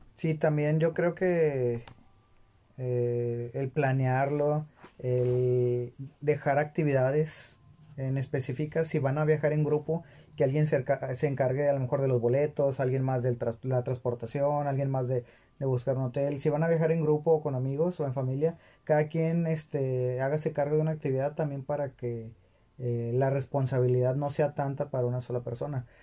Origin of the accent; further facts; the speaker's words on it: Monterrey, Nuevo León, Mexico; somos de aquí de Monterrey. A lo mejor porque nos gusta mucho presumir que somos de aquí de, Nuevo León o de Monterrey